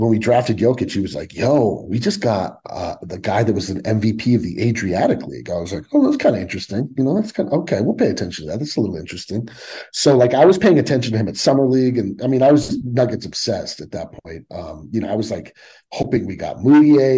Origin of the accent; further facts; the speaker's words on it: Fort Collins, Colorado, United States; When I was a kid growing up in Fort Collins, which is like an hour north of Denver